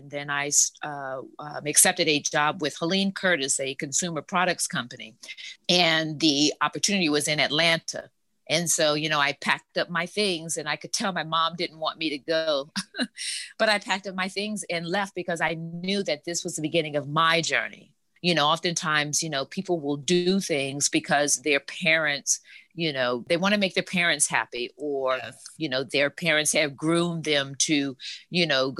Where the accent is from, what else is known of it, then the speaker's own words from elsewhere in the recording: Germany; also born or lived in New Orleans; now in Dallas-Fort Worth, United States; while I'm originally from New Orleans, currently live in the Dallas-Fort Worth area, I grew up in West Germany, Bremerhaven and Frankfurt, West Germany in particular.